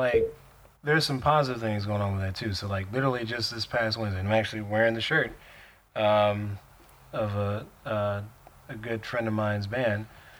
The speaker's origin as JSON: {"language": "English", "town": "Milwaukee", "region": "Wisconsin", "country": "United States", "said": "I'm from Milwaukee."}